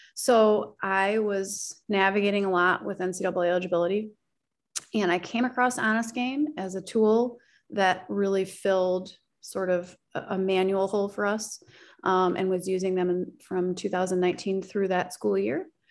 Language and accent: English; Oak Park, Illinois, United States; I grew up right outside of Chicago, um, in a community, Oak Park and River Forest